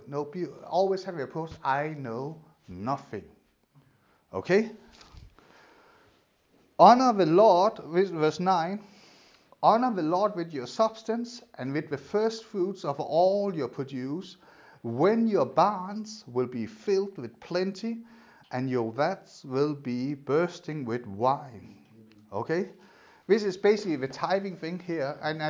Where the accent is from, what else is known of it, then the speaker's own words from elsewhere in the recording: Denmark; moved away; my part of Denmark